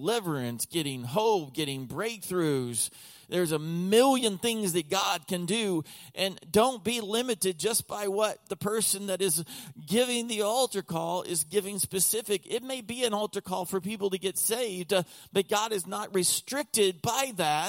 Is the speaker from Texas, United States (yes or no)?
yes; Texas, United States; also born or lived in Oklahoma; now in Lancaster County, Pennsylvania, United States; I was born and raised in Oklahoma, most of my life in Texas